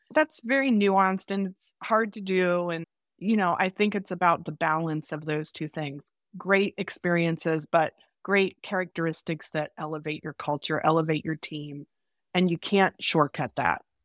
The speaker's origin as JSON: {"language": "English", "town": "Dayton", "region": "Ohio", "country": "United States", "tie": "born or raised there", "said": "I'm, uh, originally from Dayton, Ohio, the hub of the universe. and I grew up in a very traditional family."}